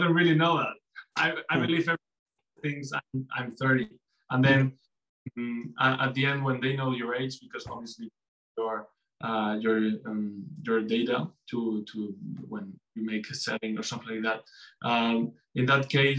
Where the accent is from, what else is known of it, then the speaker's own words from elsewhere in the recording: Mallorca, Balearic Islands, Spain; English is a second language; now in Madrid, Spain; I come from Mallorca. I love my Iceland, but always I've said that Madrid is my city